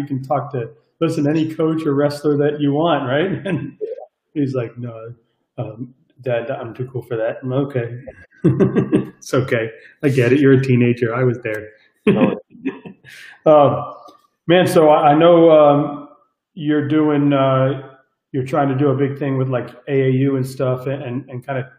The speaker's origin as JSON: {"language": "English", "town": "Miami Beach", "region": "Florida", "country": "United States", "tie": "born or raised there", "said": "I grew up on Miami Beach, but old Miami Beach, right?"}